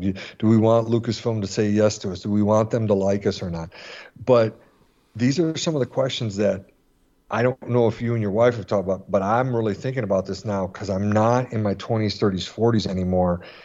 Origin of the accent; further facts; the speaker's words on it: Michigan, United States; now in Florida, United States; I grew up in Michigan